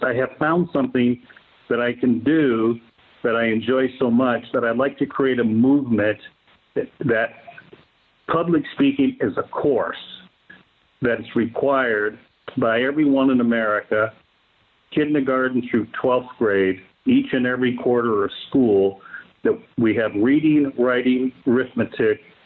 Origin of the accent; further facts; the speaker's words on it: Vancouver, Washington, United States; the junior college in my hometown of Vancouver had to accept me